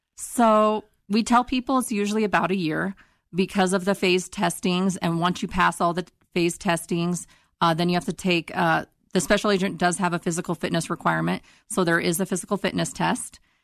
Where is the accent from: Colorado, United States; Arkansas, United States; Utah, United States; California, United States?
Colorado, United States; Northeastern; moved away as an adult; now in Denver, United States; I'm from Eastern Colorado, Northeastern Colorado